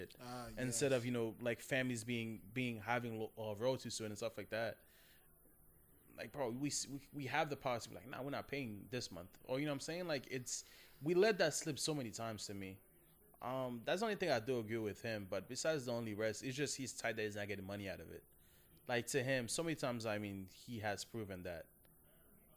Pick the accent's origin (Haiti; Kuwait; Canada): Haiti; moved away; since I grew up in Haiti